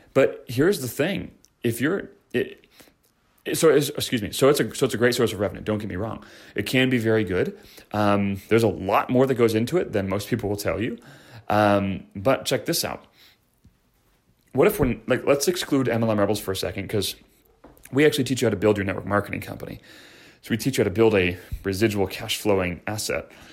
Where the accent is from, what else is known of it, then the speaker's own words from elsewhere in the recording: Chicago, Illinois, United States; moved away as an adult; now in San Diego, United States; I'm from Chicago